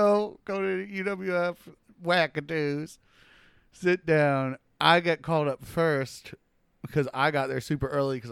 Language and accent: English; Gulf Breeze, Florida, United States; born or raised there; also born or lived in Brooklyn, New York